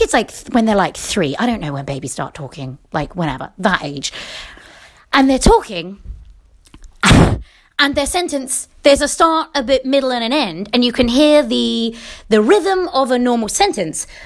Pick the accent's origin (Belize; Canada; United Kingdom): United Kingdom; England; accent: British; moved away; also born or lived in United States; I'm English. This is how we talk